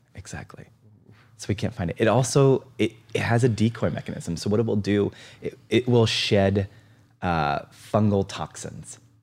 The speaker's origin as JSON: {"language": "English", "region": "East Coast", "country": "United States", "tie": "born or raised there", "moved": "yes", "lives_now": "Seattle, United States", "said": "I grew up on the East Coast"}